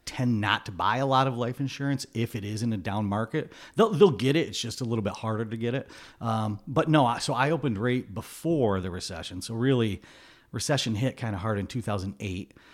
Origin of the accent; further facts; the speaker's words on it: Glens Falls, New York, United States; Born, raised, went to college out in Syracuse. I, I ended up back in Glens Falls after college.